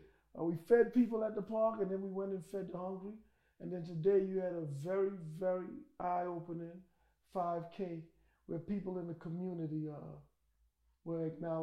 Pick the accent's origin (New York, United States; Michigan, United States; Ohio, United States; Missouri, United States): New York, United States; I'm from New York.